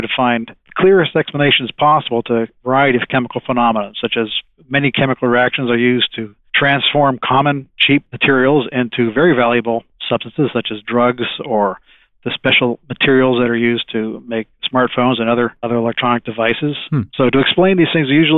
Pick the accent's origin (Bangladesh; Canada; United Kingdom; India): Canada; Toronto, Ontario; moved away as an adult; also born or lived in Hamilton, Ontario / Texas / New Mexico; now in Tennessee, United States; I was born in Toronto, and I went to school. My college education was at McMaster University on Lake Ontario